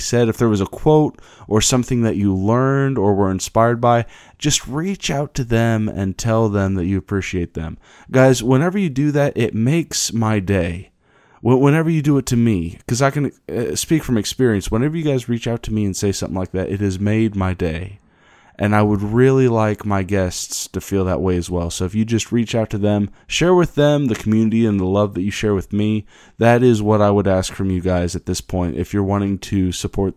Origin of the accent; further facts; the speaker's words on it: Kansas, United States; my hometown in Kansas